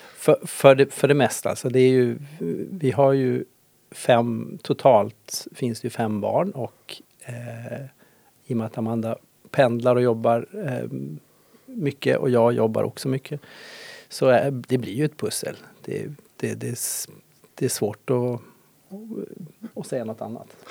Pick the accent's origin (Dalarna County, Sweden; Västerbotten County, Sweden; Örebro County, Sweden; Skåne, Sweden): Västerbotten County, Sweden; Ånäset; now in Härnösand, Sweden; jag är uppvuxen i Ånäset